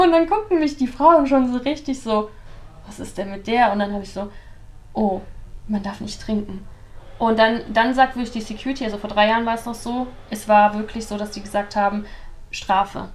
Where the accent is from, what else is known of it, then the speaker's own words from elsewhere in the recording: near Cologne, North Rhine-Westphalia, Germany; moved away as an adult; now in Dubai, United Arab Emirates; ich bin ja auch in der Nähe von Köln aufgewachsen